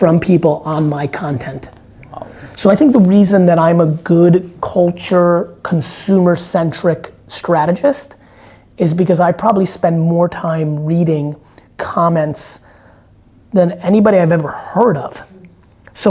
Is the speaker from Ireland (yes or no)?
no; United States; growing up in America